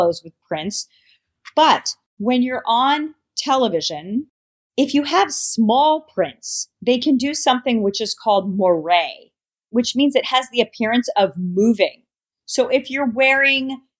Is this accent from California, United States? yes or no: no; New York, United States; I am a New Yorker